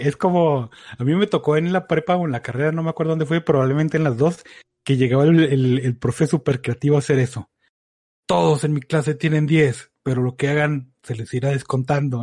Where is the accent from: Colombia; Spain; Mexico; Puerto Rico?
Mexico; como buen mexicano